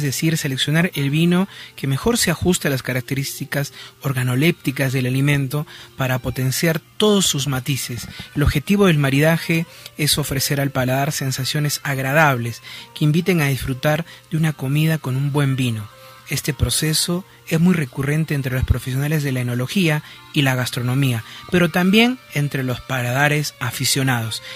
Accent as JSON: {"language": "Spanish", "country": "Peru"}